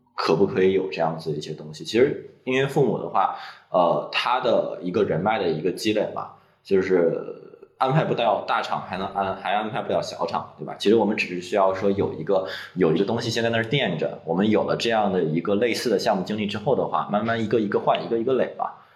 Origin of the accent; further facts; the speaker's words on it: Dalian, Liaoning, China; 我是大连人